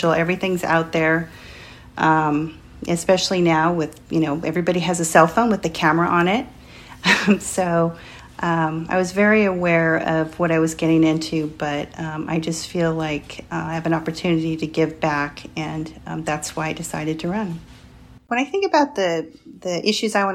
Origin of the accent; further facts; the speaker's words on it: Sacramento, California, United States; moved away as an adult; now in Whittier, United States; I grew up in Sacramento and went to public schools there, went to college there, and that's my hometown for all intents and purposes